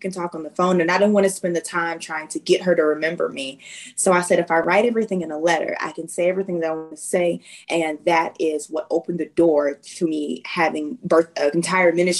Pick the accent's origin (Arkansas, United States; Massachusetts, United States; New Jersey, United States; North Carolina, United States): Arkansas, United States; moved away as an adult; I am originally from Arkansas, even though military life finds me all across the world.